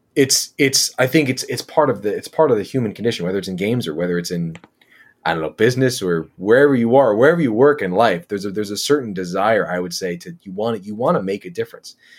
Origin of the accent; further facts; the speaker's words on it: Philadelphia, Pennsylvania, United States; also born or lived in rural Michigan; now in Michigan, United States; I grew up in Philadelphia